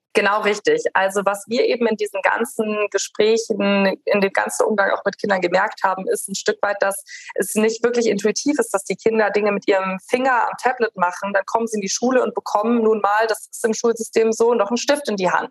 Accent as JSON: {"language": "German", "region": "Rhineland", "country": "Germany", "moved": "yes", "said": "ich bin ursprünglich Rheinländerin"}